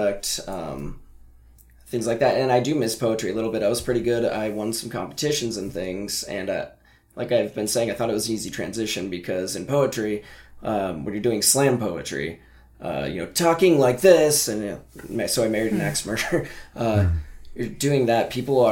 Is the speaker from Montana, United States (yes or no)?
yes; Montana, United States; growing up in Montana